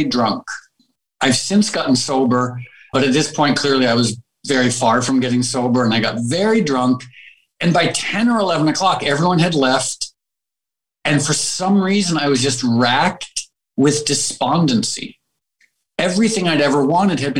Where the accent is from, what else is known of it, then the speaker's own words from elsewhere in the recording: Darien, Connecticut, United States; also born or lived in Harlem, New York / New York; now in California, United States; I grew up there because my mom had grown up there